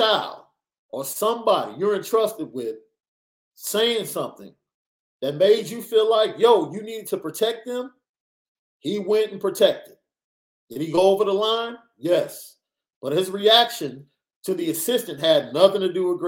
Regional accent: United States; I grew up on the South Side.

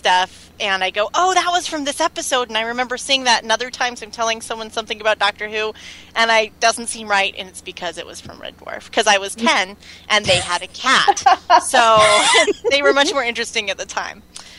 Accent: Maryland, United States; I grew up in Maryland

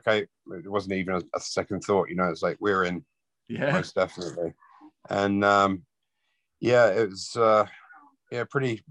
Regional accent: London, United Kingdom; moved away; also born or lived in Wales; I was born in Wales, but yeah, grew up in Wimbledon

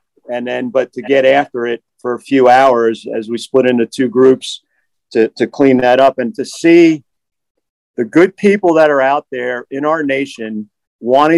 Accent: New Jersey, United States; I'm from Jersey

